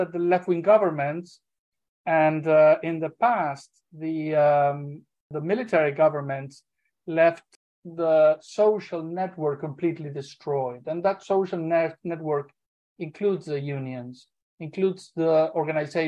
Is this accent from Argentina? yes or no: yes; Argentina; moved away; I am originally from Argentina, originally an aviation worker, an aviation union leader